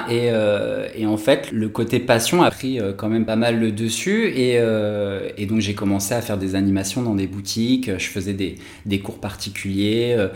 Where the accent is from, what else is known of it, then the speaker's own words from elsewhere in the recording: Bordeaux, Nouvelle-Aquitaine, France; moved away as an adult; also born or lived in Paris; now in Toulouse, France; je viens de Bordeaux